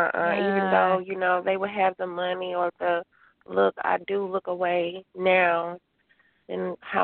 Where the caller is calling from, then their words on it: Covington, Georgia, United States; I'm calling from Covington, Georgia.